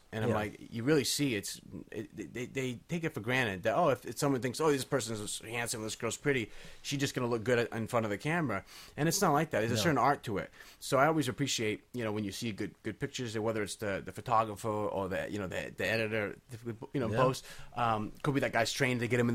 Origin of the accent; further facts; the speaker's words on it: Cape Cod, Massachusetts, United States; I grew up in Cape Cod, so we were really kind of grew up on the Kennedys.